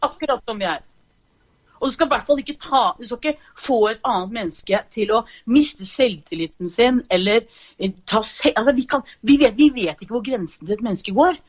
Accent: Asker, Akershus, Norway; moved away as an adult; also born or lived in Horten; now in Fredrikstad, Norway; Jeg er egentlig fra Asker

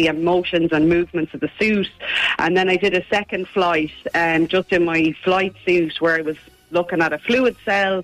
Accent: Ballina, Connacht, Ireland; Ballina, which is my hometown

